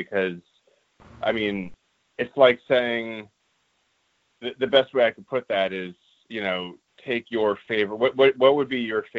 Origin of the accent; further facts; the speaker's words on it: Los Angeles, California, United States; I grew up in Los Angeles